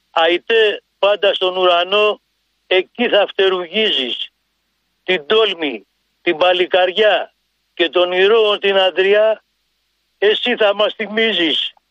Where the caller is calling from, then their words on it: Drapetsona, Attica, Greece; από την Δραπετσόνα, σας έχω πάρει μερικές φορές.